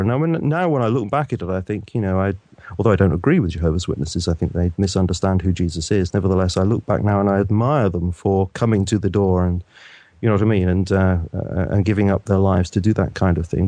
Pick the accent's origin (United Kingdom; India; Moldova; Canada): United Kingdom; I was brought up in the Methodist Church here in the U K